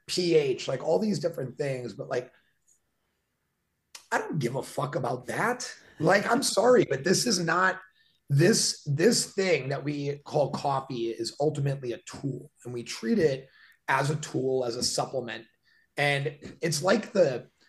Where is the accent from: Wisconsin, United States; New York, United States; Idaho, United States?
Wisconsin, United States; Milwaukee; I grew up in Milwaukee, which is 30 minutes from Great Lakes, Illinois.